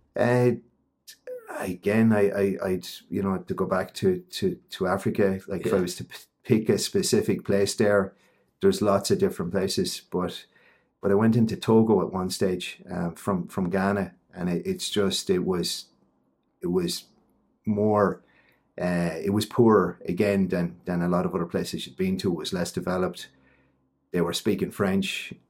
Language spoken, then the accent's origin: English; Ballinabrannagh, Carlow, Leinster, Ireland; I'm from Ballinabrana in Carlow. I'm, I'm a Carlow person.